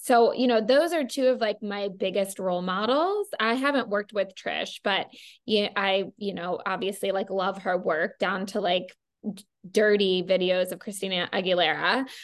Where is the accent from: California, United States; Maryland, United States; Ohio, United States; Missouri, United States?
Maryland, United States; I grew up in Maryland